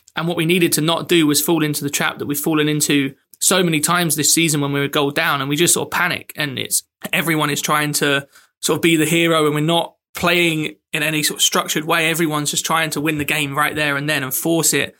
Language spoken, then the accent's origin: English; England, United Kingdom; as an English person